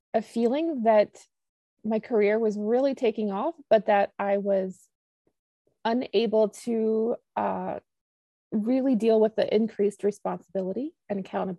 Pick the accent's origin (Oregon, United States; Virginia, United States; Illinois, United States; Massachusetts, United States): Virginia, United States; I'm actually from Virginia, and I live in a rural area